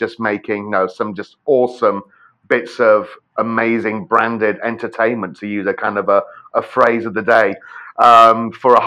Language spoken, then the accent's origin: English; United Kingdom; moved away as an adult; now in United States; as you can probably tell from my accent, I did not grow up in Tennessee. I grew up in the UK